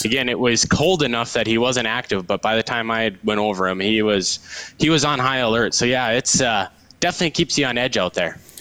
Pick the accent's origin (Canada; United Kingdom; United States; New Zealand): United States; Devils Lake, North Dakota; moved away as an adult; now in Bismarck, United States; I am born and raised in Devil's Lake